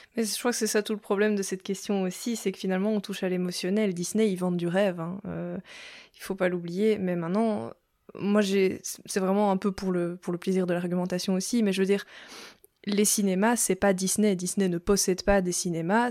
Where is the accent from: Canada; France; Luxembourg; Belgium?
Belgium; moi je suis belge